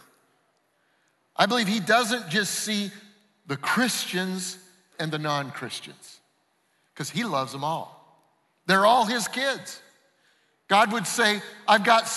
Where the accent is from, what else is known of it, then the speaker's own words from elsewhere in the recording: Denver, Colorado, United States; I grew up in Denver.